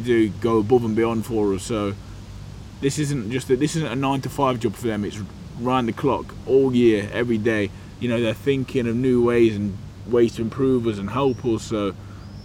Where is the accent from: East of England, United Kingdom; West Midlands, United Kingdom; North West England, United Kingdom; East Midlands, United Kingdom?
West Midlands, United Kingdom; Burton-on-Trent; I grew up in the middle of the country, small town called Burton-on-Trent, brewing town